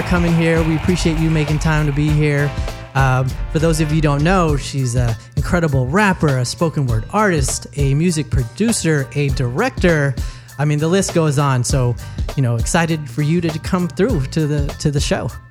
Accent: Newark, California, United States; I'm from Newark.

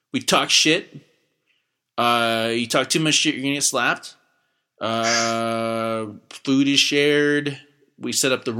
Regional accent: Oklahoma, United States; moved away; I'm from Oklahoma

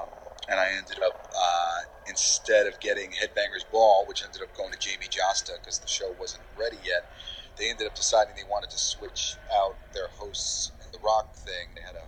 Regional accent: New York, United States; accent: New York; Like, I'm from fucking New York. Remember, I'm trying to get my New York accent back whenever possible, because like I got rid of it to be a voiceover actor, be a host or whatever.

